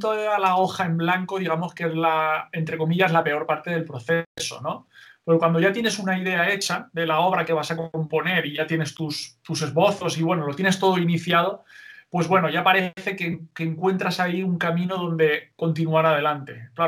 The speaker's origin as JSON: {"language": "Spanish", "town": "Novelda", "region": "Valencian Community", "country": "Spain", "tie": "born or raised there", "said": "Novelda, una ciudad, pueblo eh, que está cerquita de Alicante, a unos 20, 22 kilómetros de Alicante."}